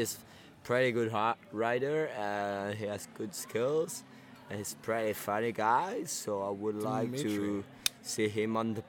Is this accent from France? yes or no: yes; Savoy, Auvergne-Rhône-Alpes, France; I come from France, Savoy, in the Alps.